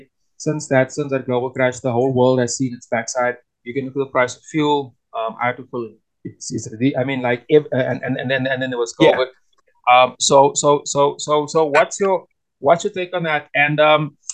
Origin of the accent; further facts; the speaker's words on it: South Africa; as a South African, as a Pan Africanist, as an artist, and as an entrepreneur